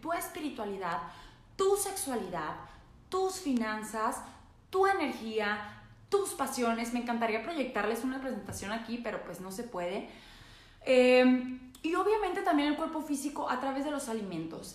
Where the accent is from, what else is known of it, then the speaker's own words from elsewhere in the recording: northern Mexico, Mexico; soy norteña